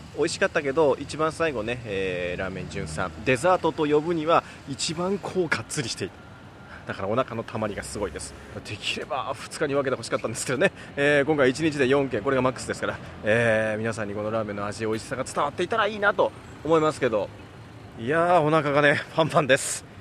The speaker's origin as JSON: {"language": "Japanese", "region": "Kansai", "country": "Japan", "tie": "born or raised there", "said": "僕その地元関西っていうのもあって"}